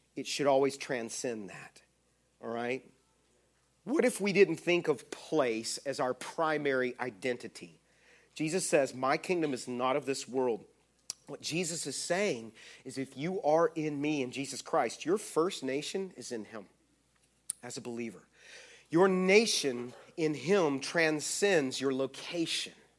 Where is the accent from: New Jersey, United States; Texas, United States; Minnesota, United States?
Texas, United States; I'm from Texas